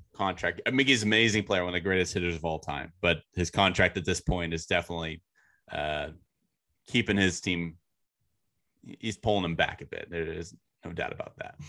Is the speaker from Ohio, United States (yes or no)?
no; Northern California, United States; I grew up in Northern California